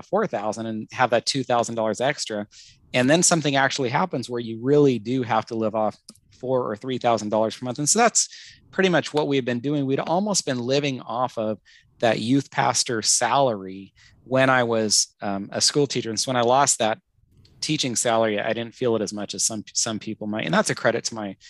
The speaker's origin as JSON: {"language": "English", "country": "United States"}